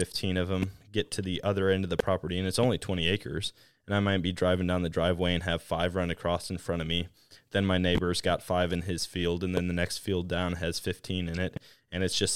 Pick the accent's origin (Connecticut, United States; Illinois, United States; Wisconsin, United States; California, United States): Wisconsin, United States; growing up in Wisconsin